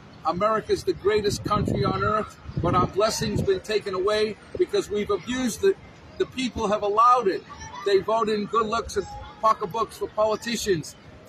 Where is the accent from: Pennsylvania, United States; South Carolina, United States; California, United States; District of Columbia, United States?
Pennsylvania, United States; Philadelphia; from Philadelphia, from Washington's house